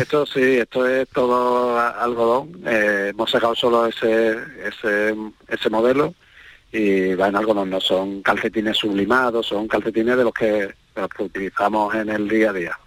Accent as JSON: {"language": "Spanish", "town": "Cádiz", "region": "Andalusia", "country": "Spain", "said": "yo soy gaditano"}